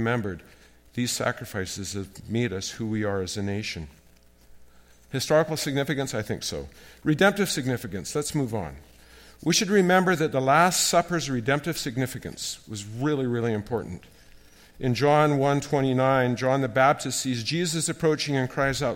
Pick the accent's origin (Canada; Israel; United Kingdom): Canada; As a Canadian